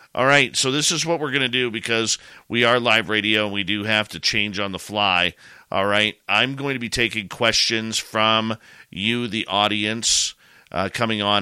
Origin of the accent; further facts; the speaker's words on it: Canada; I'm a Canadian